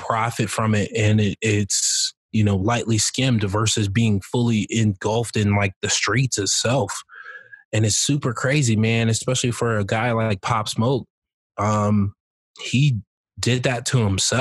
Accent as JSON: {"language": "English", "town": "Colorado Springs", "region": "Colorado", "country": "United States", "tie": "born or raised there", "said": "I grew up in Colorado Springs. I've been born and raised here"}